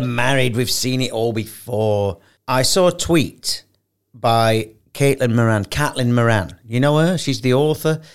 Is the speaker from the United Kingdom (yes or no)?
yes; United Kingdom; moved away as an adult; now in Dubai, United Arab Emirates; isn't it funny being British